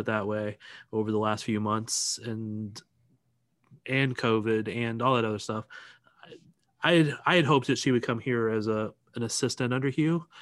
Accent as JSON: {"language": "English", "town": "St. Louis", "region": "Missouri", "country": "United States", "moved": "yes", "lives_now": "Kansas City, United States", "said": "I'm originally from Saint Louis"}